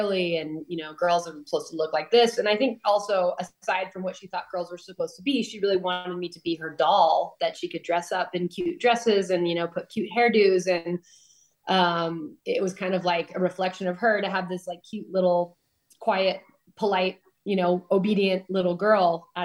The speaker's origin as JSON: {"language": "English", "town": "Palos Verdes", "region": "California", "country": "United States", "tie": "born or raised there", "said": "I grew up in Los Angeles area, but like far from the city, kind of in the southern Los Angeles County. There's a town called Palos Verdes"}